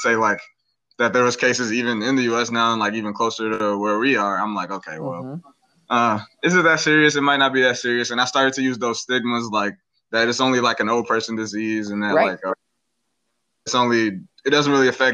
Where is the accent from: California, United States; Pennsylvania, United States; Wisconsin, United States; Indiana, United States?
Wisconsin, United States; Green Bay; I'm from Green Bay, Wisconsin